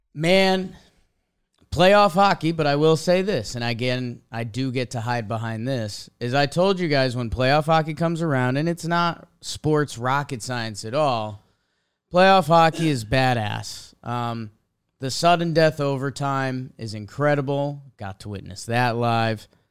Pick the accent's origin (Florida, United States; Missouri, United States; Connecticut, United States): Connecticut, United States; now in New York City, United States; from years of growing up in Connecticut